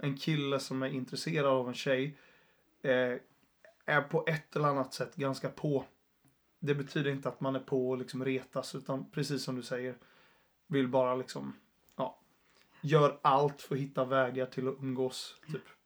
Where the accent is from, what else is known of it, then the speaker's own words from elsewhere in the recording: Jönköping, Jönköping County, Sweden; also born or lived in Uppsala; Jag är från Jönköping ursprungligen